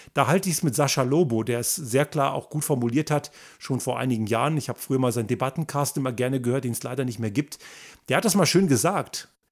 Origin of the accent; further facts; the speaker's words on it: Germany; moved away; ich bin ja in Deutschland zur Schule gegangen und dort sozialisiert